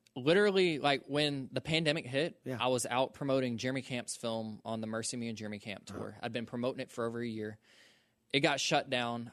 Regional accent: Social Circle, Georgia, United States; I'm from Social Circle, Georgia

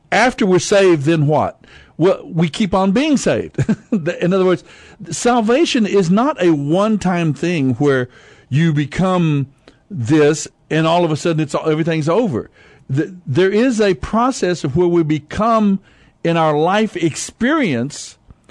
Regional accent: United States; we as American Christians

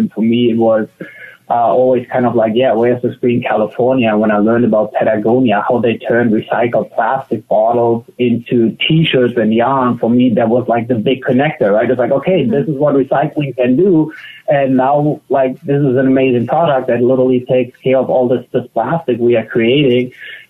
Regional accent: Germany; Like I feel in Germany, you kind of grow up with a very green mindset

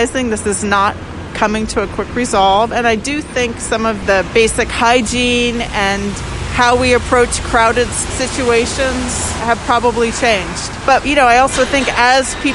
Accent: Alaska, United States; moved away as an adult; now in Philadelphia, United States; I grew up in Alaska. I'm a third generation Alaskan.

